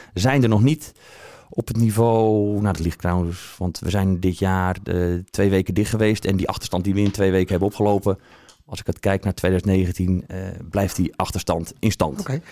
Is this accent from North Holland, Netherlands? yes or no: yes; Aerdenhout, North Holland, Netherlands; moved away as an adult; also born or lived in Haarlem; now in Alkmaar, Netherlands; Geboren in Aardenhout.